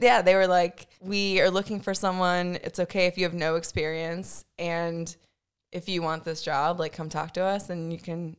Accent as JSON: {"language": "English", "town": "Winchester", "region": "Virginia", "country": "United States", "tie": "born or raised there", "also_born_or_lived": "Rhode Island", "moved": "yes", "lives_now": "Richmond, United States", "said": "I grew up in Winchester"}